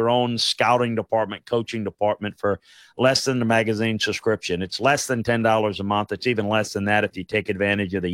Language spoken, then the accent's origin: English; South Louisiana, United States; growing up in South Louisiana